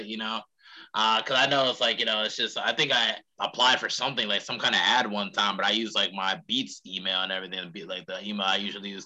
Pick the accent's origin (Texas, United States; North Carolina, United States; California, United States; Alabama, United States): North Carolina, United States; Charlotte; in my hometown